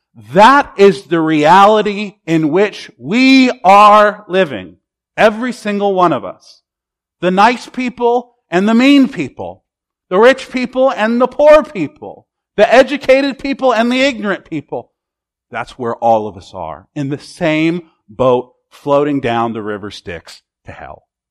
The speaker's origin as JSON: {"language": "English", "country": "United States", "said": "As an American"}